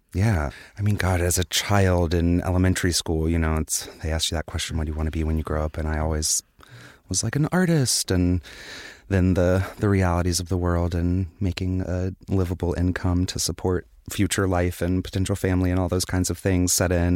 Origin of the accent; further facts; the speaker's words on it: Wilmington, North Carolina, United States; I'm from Wilmington, North Carolina